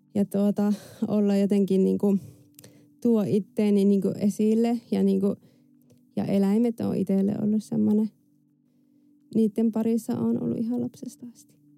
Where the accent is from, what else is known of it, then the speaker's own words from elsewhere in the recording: France; mä synnyin Ranskassa vuonna 89